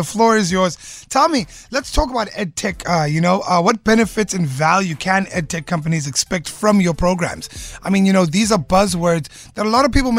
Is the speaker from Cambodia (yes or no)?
no; South Africa; As a South African